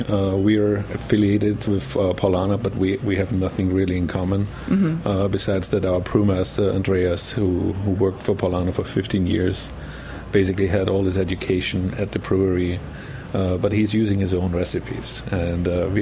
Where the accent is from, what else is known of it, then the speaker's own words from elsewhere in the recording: Burgenland, Austria; moved away; I'm coming from Austria, from the very eastern part called Burgenland, which is a wine region. So my whole family was in the wine business. I grew up with my grandfathers.